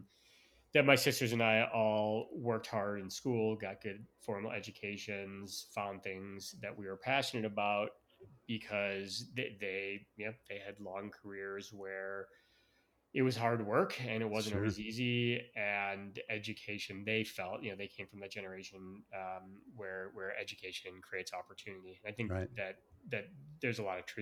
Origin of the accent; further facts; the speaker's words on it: Chicago, Illinois, United States; now in Austin, United States; I was born and raised in the suburbs of Chicago.